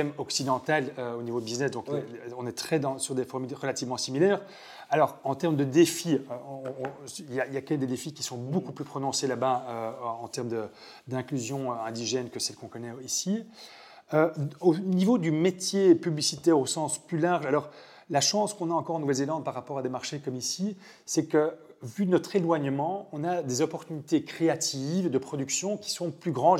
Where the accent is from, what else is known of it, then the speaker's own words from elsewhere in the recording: Belgium; moved away as an adult; now in New Zealand; Je suis belge et mon sang est blanc, bleu, rouge